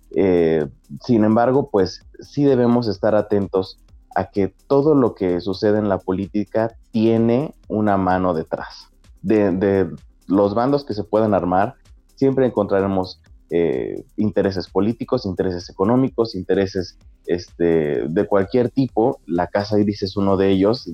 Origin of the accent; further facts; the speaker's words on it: Mexico; como público mexicano